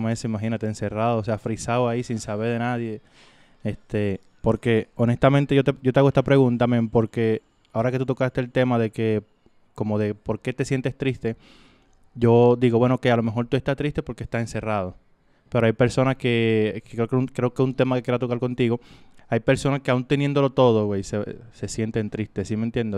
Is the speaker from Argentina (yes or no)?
no; Dominican Republic; yo soy de República Dominicana